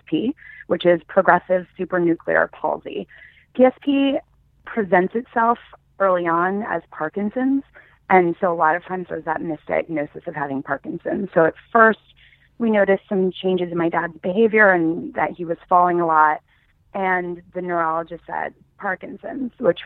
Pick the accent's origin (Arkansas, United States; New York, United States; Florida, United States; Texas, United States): New York, United States; also born or lived in Los Angeles / Michigan; I was from New York